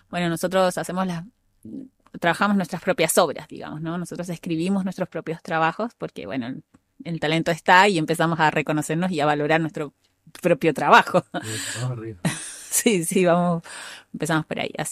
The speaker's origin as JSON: {"language": "Spanish", "town": "Santiago", "country": "Chile", "tie": "born there", "said": "eh, no, yo nací en Santiago."}